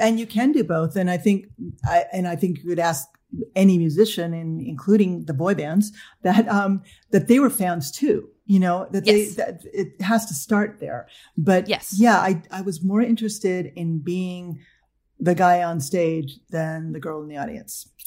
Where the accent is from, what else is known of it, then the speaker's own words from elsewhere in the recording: Los Angeles, California, United States; I grew up in Northridge, California